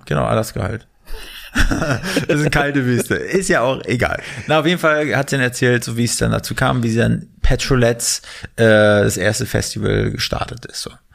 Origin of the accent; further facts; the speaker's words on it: Mecklenburg-Vorpommern, Germany; da Erik und ich aus MacPom sind